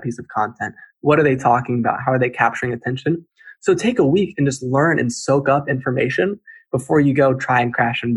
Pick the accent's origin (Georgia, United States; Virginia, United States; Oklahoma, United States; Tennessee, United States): Virginia, United States; Charlottesville; I grew up in Charlottesville, Virginia